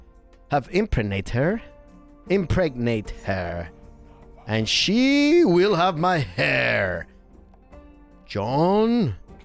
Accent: Norway; accent: Norwegian; English is a second language; moved away as an adult; now in Nottingham, United Kingdom; Well, I'm not from I'm from Norway, but I've lived now in Nottingham for 5 years.

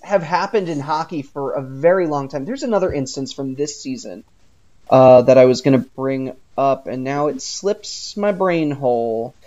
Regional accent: New York, United States; also born or lived in New England; now in Philadelphia, United States; I live in Philly. I'm from New York

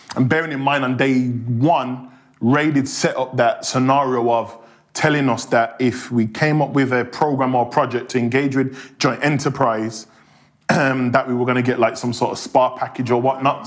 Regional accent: Birmingham, West Midlands, United Kingdom; accent: Birmingham; growing up in Hockley, which is right next door to Handsworth

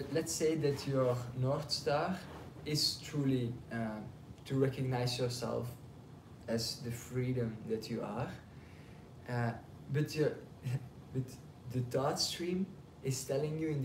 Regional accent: Belgium; now in Passy, France; I'm from Belgium

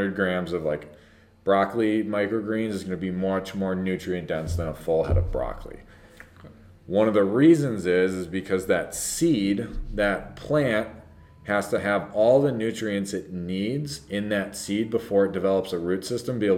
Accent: Prior Lake, Minnesota, United States; when we were growing up here

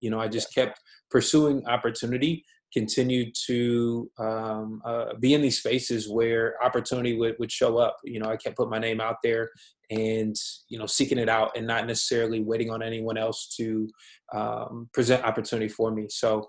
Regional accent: Columbus, Ohio, United States; moved away; also born or lived in Louisville, Kentucky; I'm originally from Columbus, Ohio, so shout out to the Midwest. Went to undergrad at the University of Louisville.

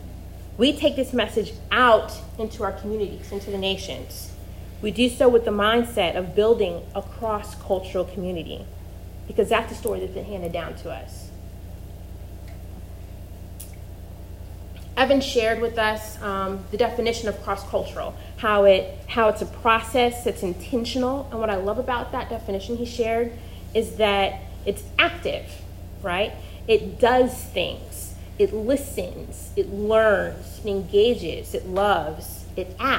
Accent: Missouri, United States; accent: flat Midwestern; moved away as an adult; also born or lived in North Carolina; I grew up in the Midwest, in Missouri, and I went to Carolina for undergrad, and as a Midwesterner, I really prided myself in the fact that we did not have an accent

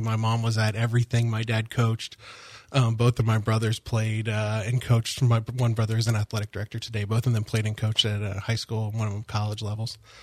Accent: Longwood, Florida, United States; I grew up in the Longwood area

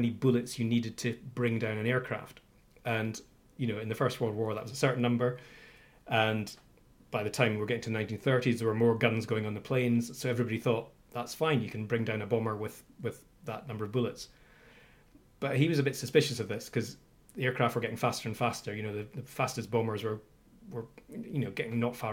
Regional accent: Orkney, Scotland, United Kingdom; I grew up in Orkney, the Orkney Islands in the north of Scotland

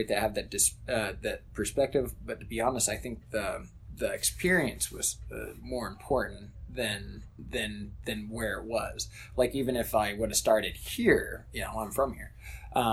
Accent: United States; moved away as an adult; also born or lived in Wittlich, Germany; I'm from the United States

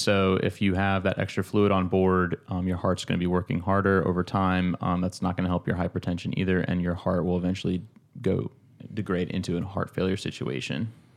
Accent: Georgia, United States; moved away as an adult; now in Charleston, United States; back in, um, in Georgia, back in my hometown

